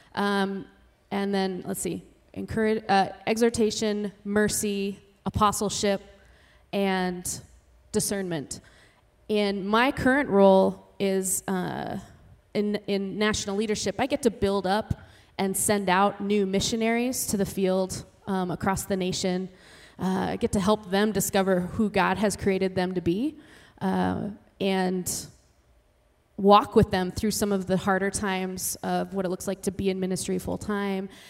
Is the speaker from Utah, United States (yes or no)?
yes; Salt Lake City, Utah, United States; now in New York City, United States; I am originally from Salt Lake City.